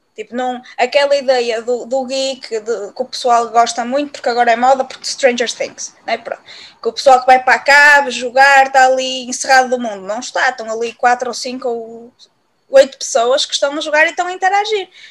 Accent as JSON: {"language": "Portuguese", "town": "Viana do Castelo", "region": "Norte", "country": "Portugal", "tie": "born or raised there", "lives_now": "Braga, Portugal", "said": "nasci em Viana do Castelo, mas eu agora vivo, uh, não é? E, e vivo em Braga"}